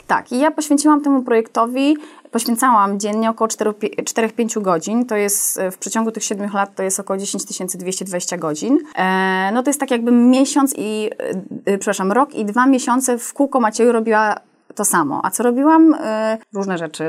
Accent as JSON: {"language": "Polish", "town": "Gdynia", "region": "Pomeranian Voivodeship", "country": "Poland", "tie": "born or raised there", "said": "ja jestem rodowitą kaszubką"}